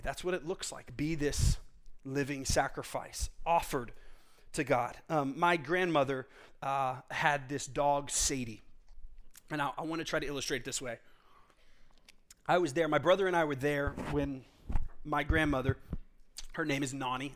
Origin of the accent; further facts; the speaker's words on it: Texas, United States; I grew up in Texas